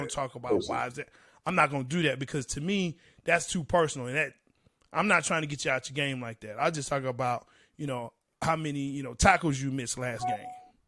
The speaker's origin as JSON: {"language": "English", "region": "East Coast", "country": "United States", "said": "You know, I'm from East Coast, too. I'm going to show you where I'm from."}